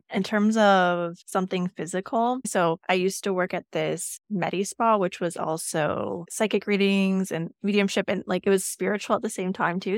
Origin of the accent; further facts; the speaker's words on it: Canada; also born or lived in Yukon; we're Canadian, we have that here